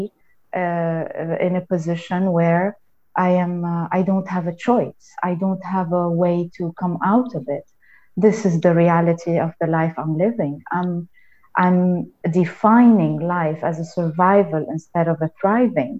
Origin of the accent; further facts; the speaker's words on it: Lebanon; I'm from Lebanon. I grew up in Lebanon